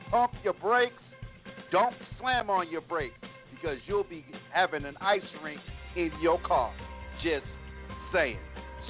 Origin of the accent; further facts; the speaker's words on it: East Coast, United States; now in Texas, United States; me and Chaplain, we're from the East Coast, so this type of weather isn't new. But we're here in Texas now, and our winter skins kind of shed from being up east